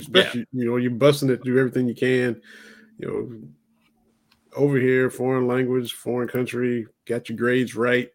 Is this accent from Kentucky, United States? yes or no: yes; Kentucky, United States; I'm from Kentucky